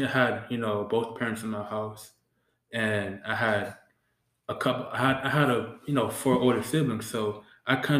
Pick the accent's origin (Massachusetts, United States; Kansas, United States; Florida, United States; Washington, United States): Massachusetts, United States; Boston; I grew up in Boston.